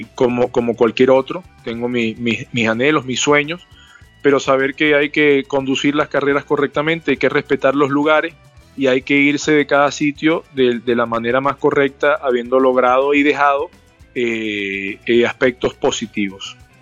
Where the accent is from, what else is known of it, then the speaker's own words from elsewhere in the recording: Venezuela; como venezolano